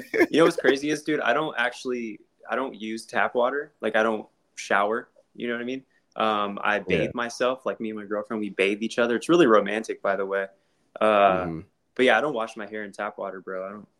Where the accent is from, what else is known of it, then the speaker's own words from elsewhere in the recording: Columbus, Ohio, United States; I'm from Ohio, dude. I was born and raised here. Like, I was born on the east side near Reynoldsburg.